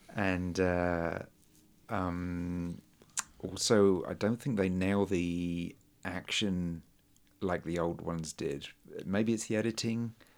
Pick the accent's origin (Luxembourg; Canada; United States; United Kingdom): United Kingdom; England; I grew up in England